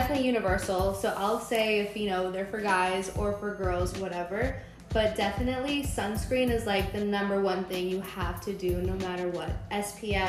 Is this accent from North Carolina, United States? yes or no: no; San Antonio, Texas, United States; I'm from San Antonio, I'm 23